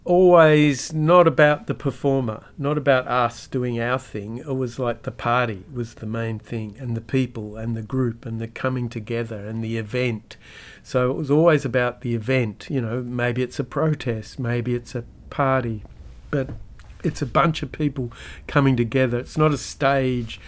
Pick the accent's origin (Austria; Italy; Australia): Australia; as a Aussie kid